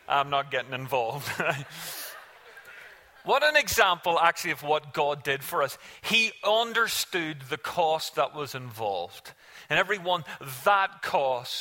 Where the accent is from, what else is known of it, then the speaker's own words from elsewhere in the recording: Ireland; we as an Irish family made a silly mistake